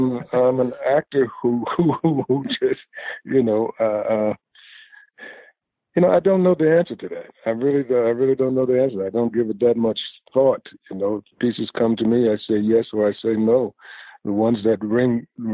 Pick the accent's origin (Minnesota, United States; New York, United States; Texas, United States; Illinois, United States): New York, United States; New York City; I grew up in Greenwich Village